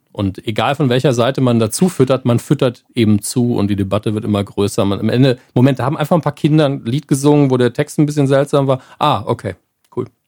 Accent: Saarland, Germany; wir kommen ja aus dem Bundesland, wo Kommunikation zu wenig passiert. Da werden Konflikte oft nicht ausdiskutiert

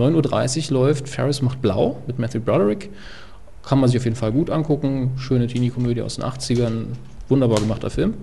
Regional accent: Saarland, Germany; als Saarländer

